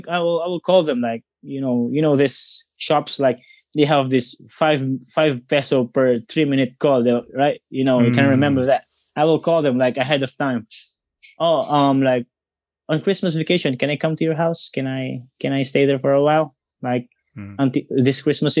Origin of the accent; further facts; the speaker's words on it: Tanay, Calabarzon, Philippines; my hometown, Tanay